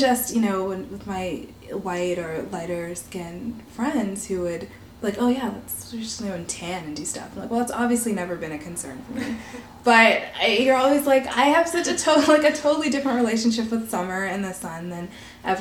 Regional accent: Canada; I'm a Black Canadian of Barbadian descent

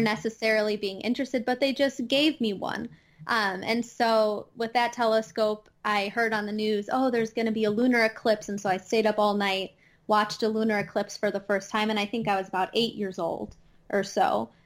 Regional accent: Chicago, Illinois, United States; accent: Midwest twang; now in Madison, United States; I am from the Midwest. I'm actually from the Chicago area in Illinois, just displaced in Madison, Wisconsin.

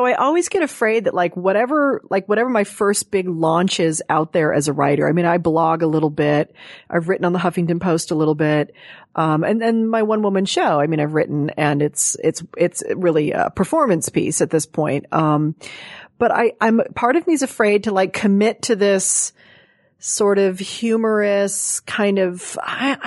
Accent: Los Angeles, California, United States; I grew up in Hollywood here.

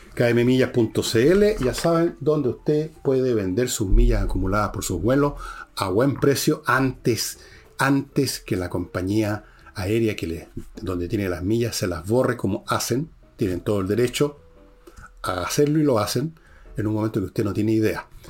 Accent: Chile; somos los chilenos comunes y corrientes, los ciudadanos.

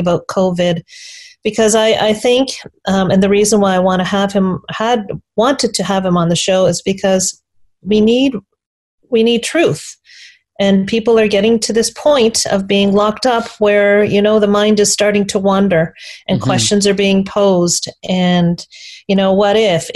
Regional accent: Canada; I'm really proud to be Canadian.

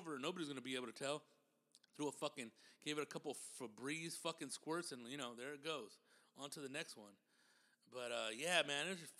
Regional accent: Riverside, California, United States; I'm from Riverside, California

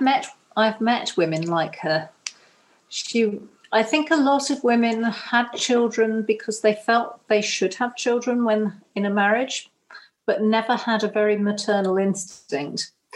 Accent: Cornwall, South West England, United Kingdom; although we're Cornish, we don't come from this particular bit of Cornwall

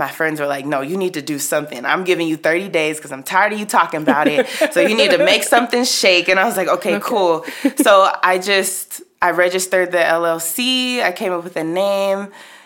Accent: Nigeria; I'm Nigerian

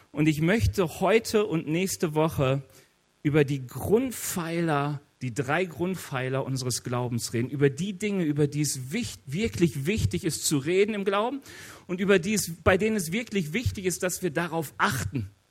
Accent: North Rhine-Westphalia, Germany; Ich bin aus dem Ruhrge Ruhrgebiet. Im Ruhrgebiet weiß jeder, was der Pütt ist.

